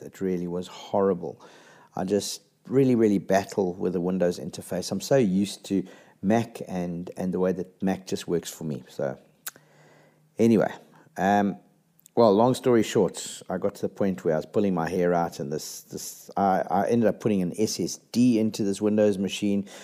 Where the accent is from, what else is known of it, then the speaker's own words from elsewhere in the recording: South Africa; as a South African